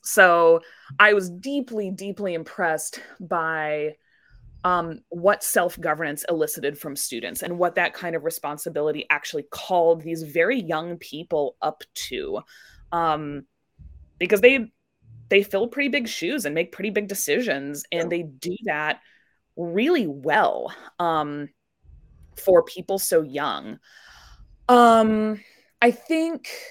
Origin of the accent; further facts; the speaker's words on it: Indianapolis, Indiana, United States; I grew up in Indianapolis, Indiana